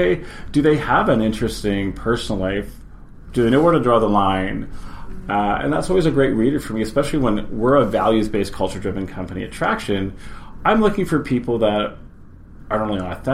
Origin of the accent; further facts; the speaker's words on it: Victoria, British Columbia, Canada; also born or lived in Winnipeg / Vancouver; I was born in Winnipeg, grew up in Victoria, and been in and out of Vancouver for the past 20 years.